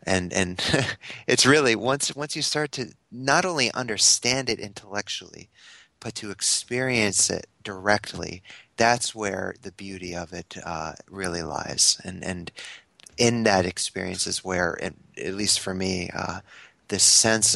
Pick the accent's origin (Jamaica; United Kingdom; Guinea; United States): United States; Connecticut; now in Ottawa, Canada; I live in Ottawa now, but I'm from Connecticut.